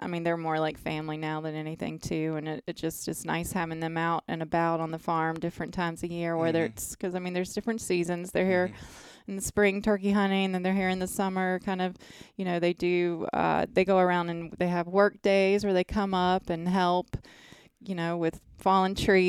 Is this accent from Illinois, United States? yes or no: no; North Carolina, United States; Yeah, I am.